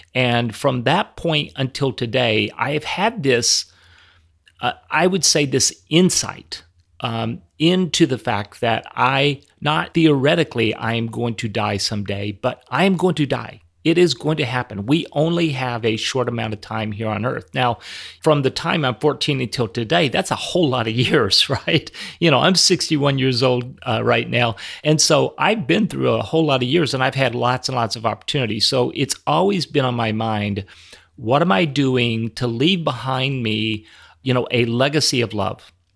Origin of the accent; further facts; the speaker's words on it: Minneapolis, Minnesota, United States; right here in, in my hometown